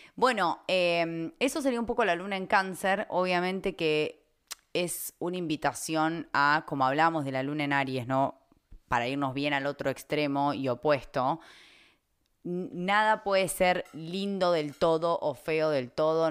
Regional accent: Argentina; las tres somos argentinas

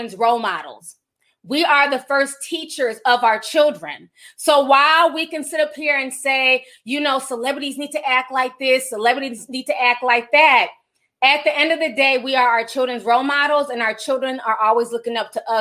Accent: St. Paul, Minnesota, United States; I grew up in St. Paul.

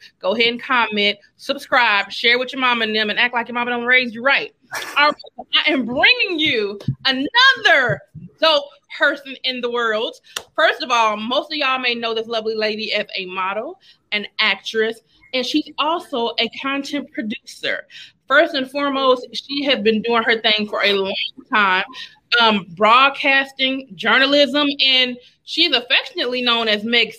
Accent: Atlanta, Georgia, United States; that's my stomping ground. That's where I was from

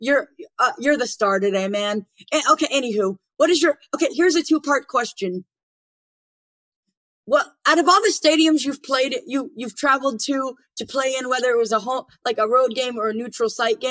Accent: Atlanta, Georgia, United States; I'm from Atlanta.

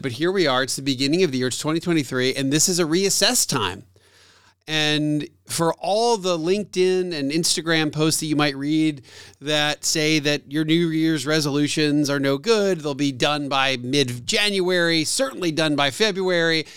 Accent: Atlanta, Georgia, United States; my hometown radio station that I also do radio on

